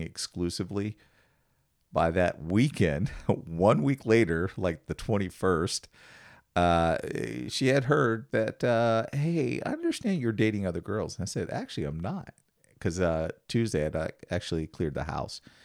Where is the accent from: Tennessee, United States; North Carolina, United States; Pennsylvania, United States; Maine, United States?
Pennsylvania, United States; Washington; moved away; I grew up in Washington, Pennsylvania, which is right outside of Pittsburgh